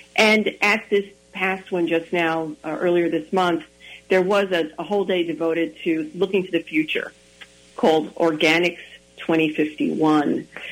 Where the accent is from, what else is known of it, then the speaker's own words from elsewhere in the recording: New York City, New York, United States; moved away; also born or lived in Spanish Harlem / Staten Island; I grew up in the South Bronx, in the tenements of the South Bronx